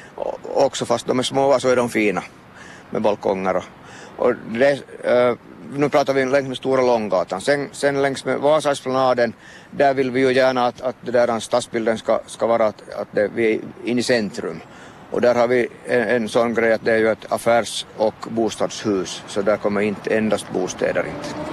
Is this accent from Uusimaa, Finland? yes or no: no; Vaasa, Ostrobothnia, Finland; som Vasabo har man relation till, till större byggnader